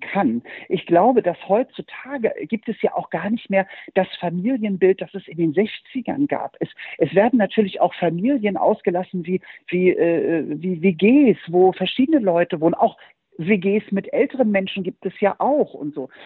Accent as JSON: {"language": "German", "town": "Norderstedt", "region": "Schleswig-Holstein", "country": "Germany", "tie": "born or raised there", "said": "bei uns in Norderstedt bei Hamburg"}